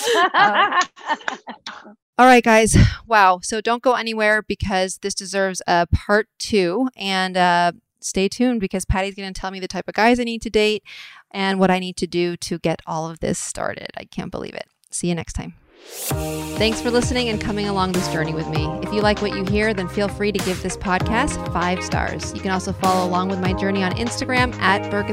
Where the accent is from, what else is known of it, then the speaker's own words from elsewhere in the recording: Atherton, California, United States; I was raised right in Atherton.